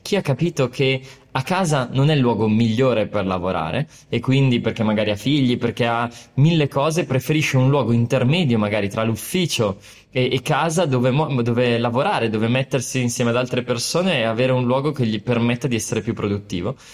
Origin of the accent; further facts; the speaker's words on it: Brescia, Lombardy, Italy; sono partito da, da Brescia, perché sono nato lì